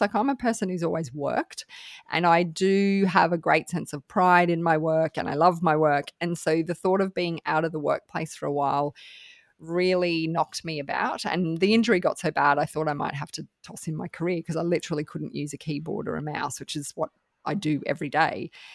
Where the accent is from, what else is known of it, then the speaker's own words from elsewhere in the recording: Australia; I'm from Australia